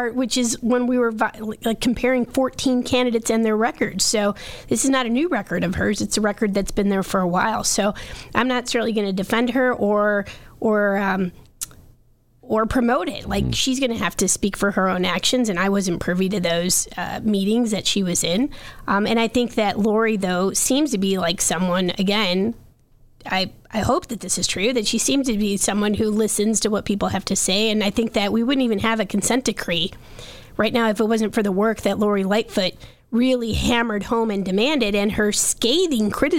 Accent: Chicago, Illinois, United States; as a Chicagoan

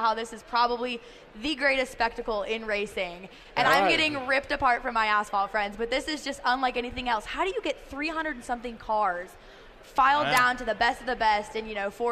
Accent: Idaho, United States; I'm from Idaho

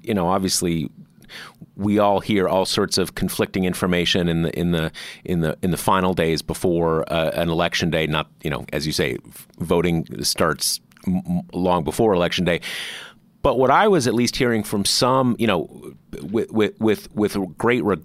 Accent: Southern California, United States; I grew up in Southern California

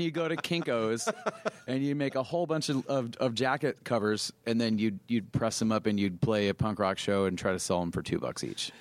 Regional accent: Mesa, Arizona, United States; we grew up in in Mesa, which is an eastern suburb of Phoenix

